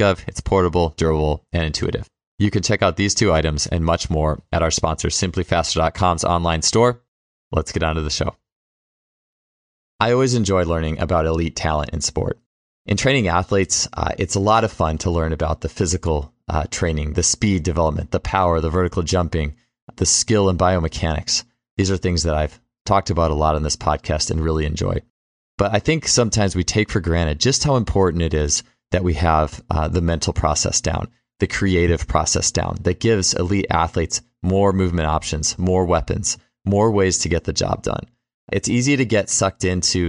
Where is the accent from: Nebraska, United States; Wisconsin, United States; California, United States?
Wisconsin, United States; we're both from Wisconsin